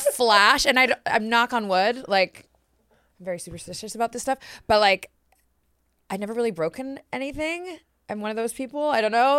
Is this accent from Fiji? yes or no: no; Canada; moved away as an adult; also born or lived in Mexico City, Mexico; being Canadian